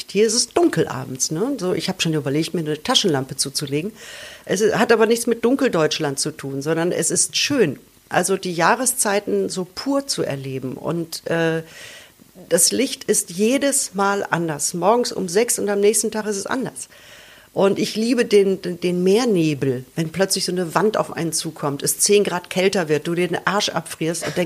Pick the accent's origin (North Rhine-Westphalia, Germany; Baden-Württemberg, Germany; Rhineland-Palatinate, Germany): North Rhine-Westphalia, Germany; das ist ein Buch, das beschäftigt sich im Prinzip mit meiner Kindheit im Ruhrpott und ähm, ist eine leicht fiktionalisierte Autobiografie